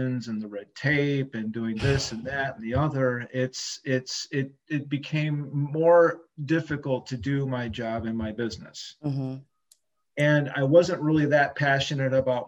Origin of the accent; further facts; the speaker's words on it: Michigan, United States; also born or lived in Ann Arbor, Michigan / Jackson, Michigan / Grand Rapids, Michigan; I'm a native Michiganian. I've always been here in Michigan.